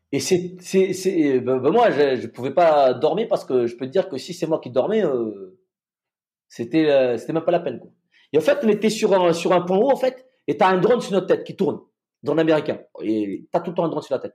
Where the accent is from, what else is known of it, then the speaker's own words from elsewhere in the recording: Madagascar; moved away; là d'où je viens, je viens de Madagascar.